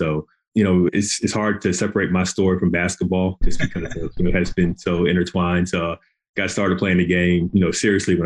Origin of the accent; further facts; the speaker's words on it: Greensboro, North Carolina, United States; I'm from Greensboro, North Carolina, originally, and grew up there